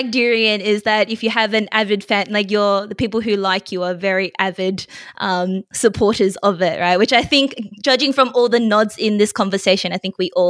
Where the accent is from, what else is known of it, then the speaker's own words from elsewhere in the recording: Melbourne, Victoria, Australia; now in Sydney, Australia; I'm also from Sydney, well, studying at Sydney, but I'm actually originally from Melbourne as well.